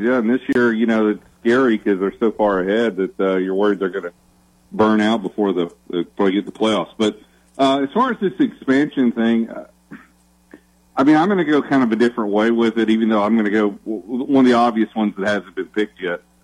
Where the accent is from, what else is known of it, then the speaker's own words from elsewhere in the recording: North Georgia, United States; I'm originally from North Georgia, I grew up Tennessee fan.